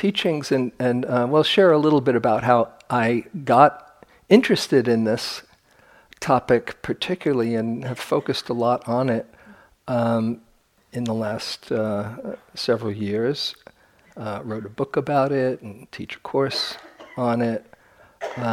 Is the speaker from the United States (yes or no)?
yes; New York, United States; I'm from New York